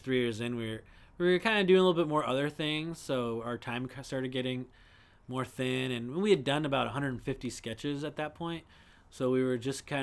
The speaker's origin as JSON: {"language": "English", "region": "New England", "country": "United States", "moved": "as an adult", "said": "we're all from New England. I knew Ryan from Rhode Island before"}